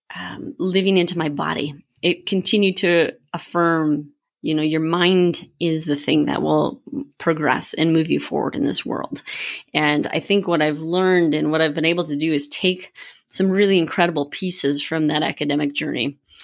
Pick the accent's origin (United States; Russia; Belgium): United States; Minnesota; now in Colorado, United States; I'm from Minnesota